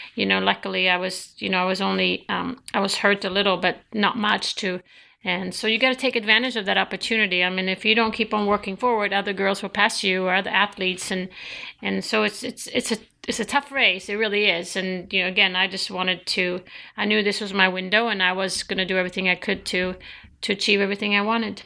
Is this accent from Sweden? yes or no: yes; Sweden; moved away; growing up in Sweden